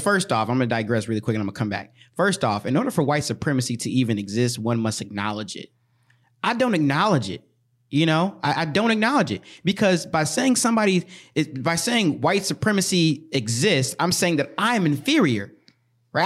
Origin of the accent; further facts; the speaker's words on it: White Bear Lake, Minnesota, United States; growing up in White Ri-, you know, two years, three years in White Bear Lake where we went to school